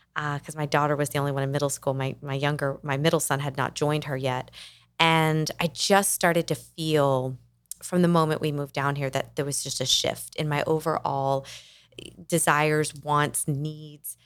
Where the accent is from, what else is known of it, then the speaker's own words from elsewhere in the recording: Kentucky, United States; moved away as an adult; also born or lived in Atlanta, Georgia / Nashville, Tennessee; now in South Florida, United States; We moved the family from my home state of Kentucky, where I had grown up